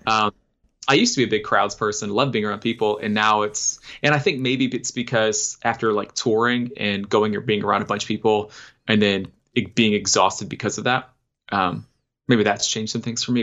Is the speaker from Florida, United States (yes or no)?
yes; Oviedo, Florida, United States; moved away as an adult; also born or lived in Wisconsin / Texas; now in Nashville, United States; I'm from Orlando. I grew up in a town called Oviedo, which is like like 20 minutes outside